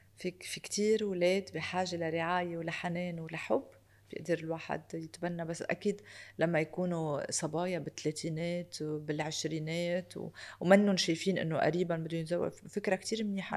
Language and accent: Arabic; Lebanon; أنا لبنانية من أصول أرمنية